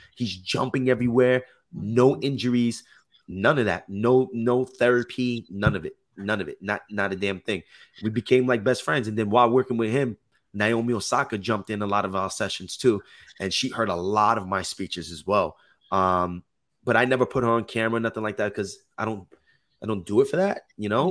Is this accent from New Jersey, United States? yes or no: yes; Jersey City, New Jersey, United States; moved away as an adult; now in Los Angeles, United States; I'm originally from Jersey City, New Jersey, but that's right by New York